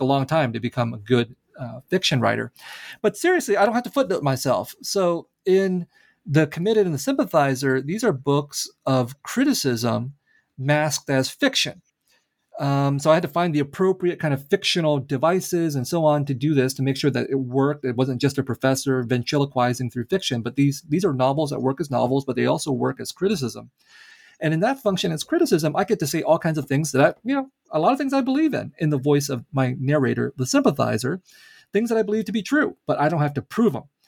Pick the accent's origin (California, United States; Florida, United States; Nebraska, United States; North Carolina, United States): California, United States; San Jose; also born or lived in Vietnam; grew up in a Vietnamese refugee community in San Jose, California